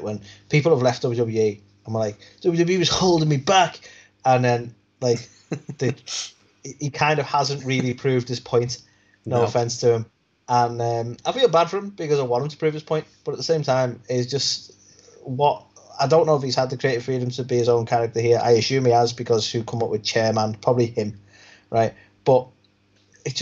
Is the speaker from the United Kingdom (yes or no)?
yes; United Kingdom